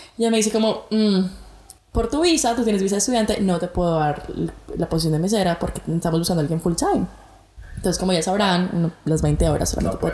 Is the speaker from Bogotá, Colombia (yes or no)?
yes; Bogotá, Colombia; accent: rolo; moved away as an adult; now in Brisbane, Australia; colombiana, de Bogotá, Colombia. Bueno, ustedes saben que Colombia tiene muchísimos acentos y pues nada, rola, rola.